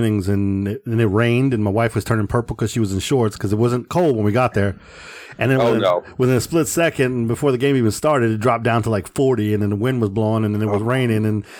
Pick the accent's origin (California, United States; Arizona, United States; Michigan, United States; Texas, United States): Texas, United States; Okay. Born and raised.